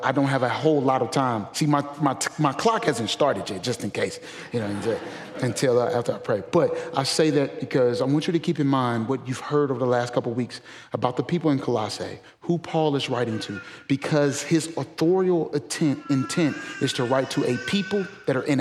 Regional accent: St. Louis, Missouri, United States; moved away as an adult; now in Memphis, United States; I'm originally from St. Louis

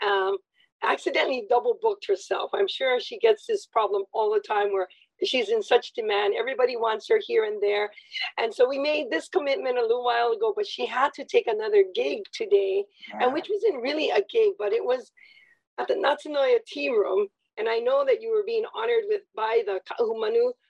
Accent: Maile, Hawaii, United States; I was from Maile

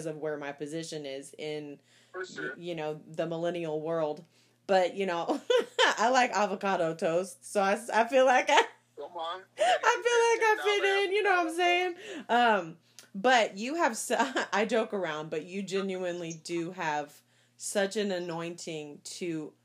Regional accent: Texas, United States; we're from Texas

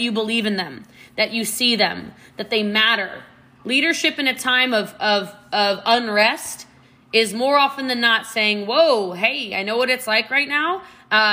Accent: Maryland, United States; now in Texas, United States; I'm from Maryland originally. I live in Texas now.

